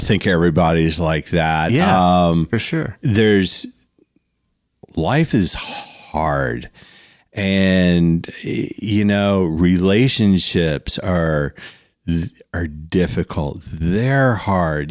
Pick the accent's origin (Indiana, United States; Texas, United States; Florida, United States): Florida, United States; South; when we were growing up in South Florida